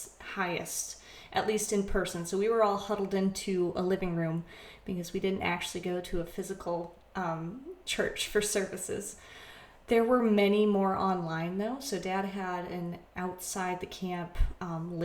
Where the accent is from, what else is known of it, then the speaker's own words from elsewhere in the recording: Vermont, United States; moved away as an adult; also born or lived in Chicagoland, Illinois; now in Chicago, United States; I'm from Vermont, but I now live in Chicagoland, Illinois